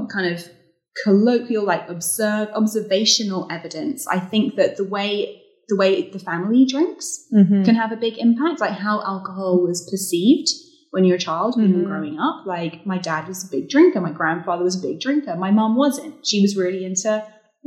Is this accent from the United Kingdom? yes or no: yes; United Kingdom; moved away; growing up as a Brit working in magazine journalism